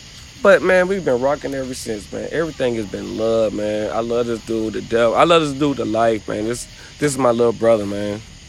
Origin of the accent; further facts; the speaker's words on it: Savannah, Georgia, United States; I'm like, hell yeah, I'm from Savannah.